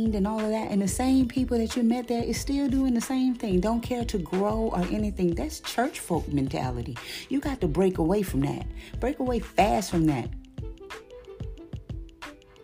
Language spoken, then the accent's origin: English; White Castle, Louisiana, United States; also born or lived in Bayou Goula, Louisiana / Baton Rouge, Louisiana; I grew up in White Castle, Louisiana, where everybody didn't take no mess